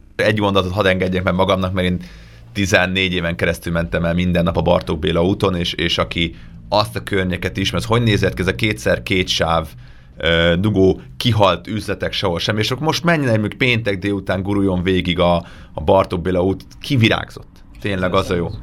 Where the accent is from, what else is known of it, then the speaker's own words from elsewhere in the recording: Budapest, Hungary; még Budapesten nőttem fel